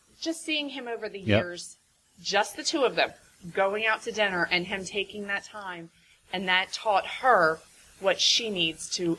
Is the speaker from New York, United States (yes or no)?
no; Delaware, United States; I'm from Delaware.